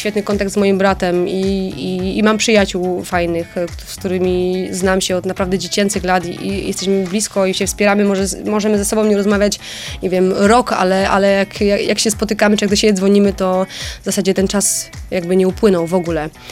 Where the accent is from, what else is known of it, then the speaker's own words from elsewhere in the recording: Bytom, Silesian Voivodeship, Poland; ja jestem z Bytomia